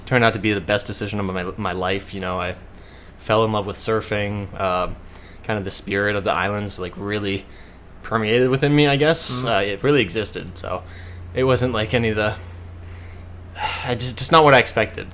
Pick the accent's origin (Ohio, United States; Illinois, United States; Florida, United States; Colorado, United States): Ohio, United States; Shaker Heights; moved away as an adult; now in Hawaii, United States; I was graduating from Shaker Heights High School in Cleveland